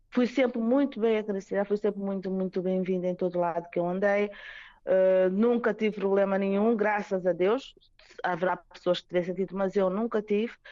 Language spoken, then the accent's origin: Portuguese; Mozambique; Mais Moçambique, que sou moçambicana